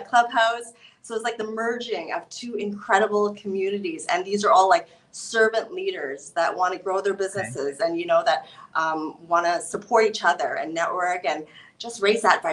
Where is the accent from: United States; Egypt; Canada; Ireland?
Canada; I'm from Canada.